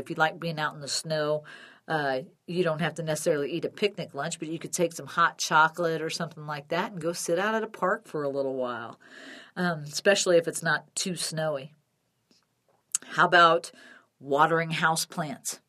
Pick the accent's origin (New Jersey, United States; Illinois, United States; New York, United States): Illinois, United States; Chicago; now in Denver, United States; growing up in Illinois